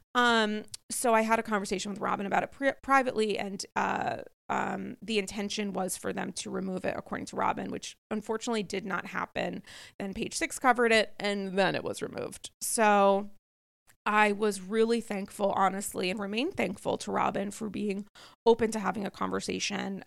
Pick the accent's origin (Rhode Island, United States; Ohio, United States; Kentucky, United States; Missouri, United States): Rhode Island, United States; now in New York, United States; as a native Rhode Islander